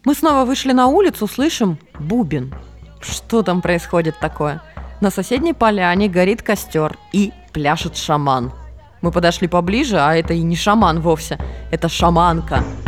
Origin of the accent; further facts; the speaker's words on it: Norilsk, Krasnoyarsk Krai, Russia; moved away; Я выросла в Норильске, и у нас там бывало дуло так, что люди летали